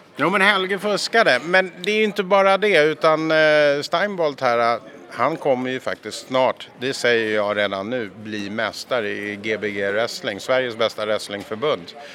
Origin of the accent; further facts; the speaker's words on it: Scotland, United Kingdom; now in Sweden; Jag kommer från Skottland från första början